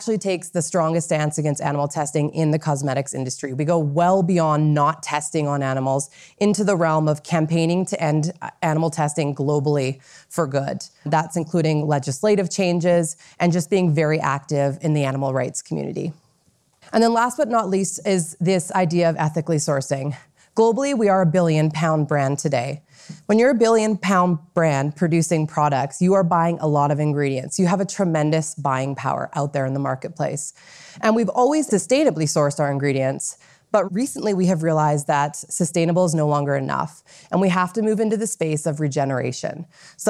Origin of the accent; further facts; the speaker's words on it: Vancouver, British Columbia, Canada; also born or lived in New York City; I was asked to relocate back to Vancouver from New York City, which is my hometown